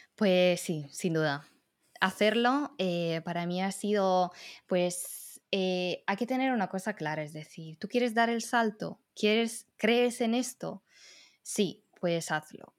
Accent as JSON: {"language": "Spanish", "town": "Riccione", "region": "Emilia-Romagna", "country": "Italy", "second_language": "Spanish", "moved": "yes", "said": "yo soy italiana"}